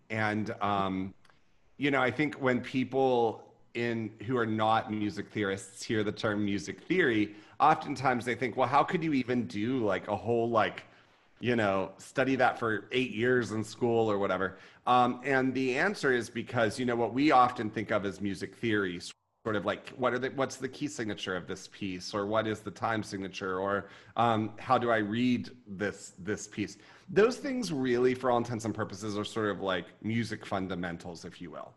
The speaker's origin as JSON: {"language": "English", "area": "Ohio side", "region": "Ohio River town near Pittsburgh", "country": "United States", "tie": "born or raised there", "moved": "yes", "lives_now": "Austin, United States", "said": "the little town that I grew up in was on the Ohio River, and it was probably you know, maybe 10 minutes from the borders of both West Virginia and Pennsylvania"}